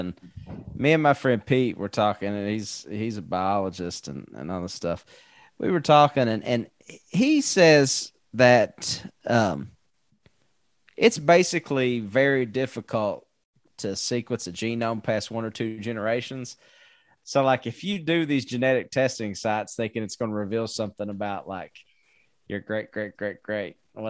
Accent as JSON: {"language": "English", "region": "Scotland", "country": "United Kingdom", "said": "if it can't also just tell me that like I'm Scottish"}